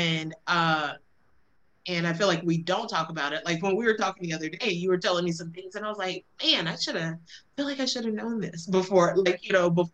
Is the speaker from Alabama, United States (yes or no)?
yes; Alabama, United States; I grew up in Alabama